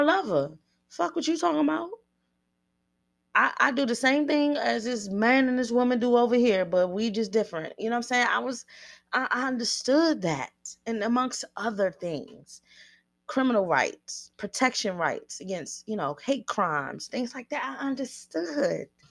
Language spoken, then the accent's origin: English; Washington, District of Columbia, United States; I grew up on the East Coast, mid-thirties, eighties babies